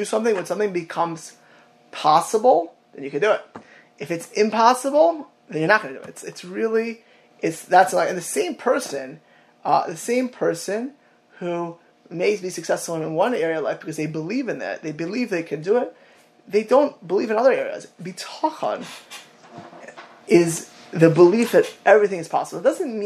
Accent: South Florida, United States; I grew up in South Florida.

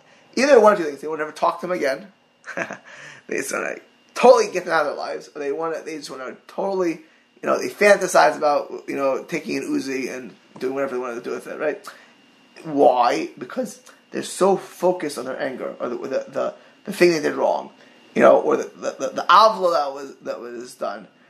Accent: Miami Beach, Florida, United States; I grew up in Maya Beach, in Mid Beach

